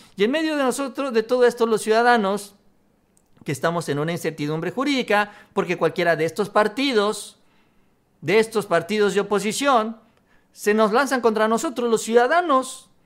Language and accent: Spanish; Mexico; como buenos mexicanos